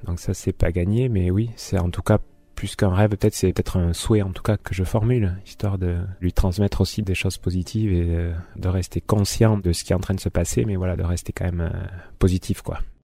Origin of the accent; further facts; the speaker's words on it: Orthez, Nouvelle-Aquitaine, France; also born or lived in Paris / Basque Country; now in Hasparren, France; je suis natif du Béarn, d'Orthès